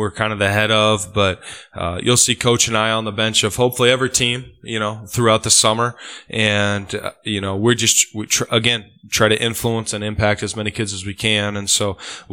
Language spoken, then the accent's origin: English; Osmond, Nebraska, United States; I grew up in Osmond